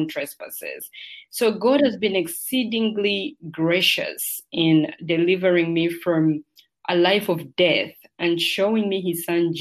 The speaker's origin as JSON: {"language": "English", "country": "Uganda", "tie": "born or raised there", "also_born_or_lived": "United Kingdom", "moved": "yes", "lives_now": "United Arab Emirates", "said": "Originally, I'm from Uganda, which is in Africa. That's where I spent the larger part of my childhood"}